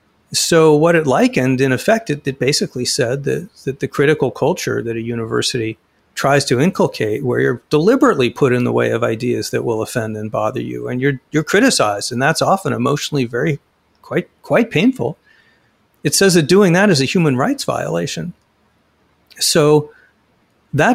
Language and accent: English; Phoenix, Arizona, United States; In Phoenix, right now, my hometown